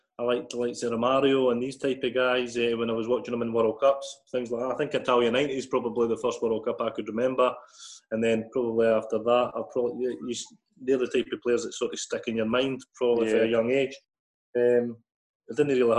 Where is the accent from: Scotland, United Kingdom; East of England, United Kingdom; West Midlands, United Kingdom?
Scotland, United Kingdom; Musselburgh; I grew up in Musselburgh. I've been here all my life, really, apart from when I've had to move away for football.